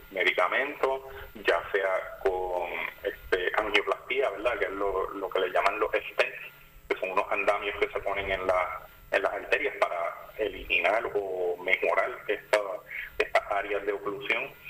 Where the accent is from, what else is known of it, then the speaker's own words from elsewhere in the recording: Ponce, Puerto Rico; also born or lived in Caguas / United States; que soy de Ponce, me mudé para Cagua para, estudiar medicina, luego de haber estudiado este, universidad en Estados Unidos.